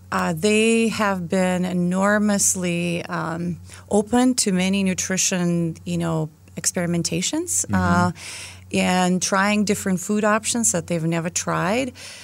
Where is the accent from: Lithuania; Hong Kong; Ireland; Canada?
Lithuania; accent: Lithuanian; English is a second language; well, I hear your accent because I'm not from the United States. So, of course, they can hear my Lithuanian accent.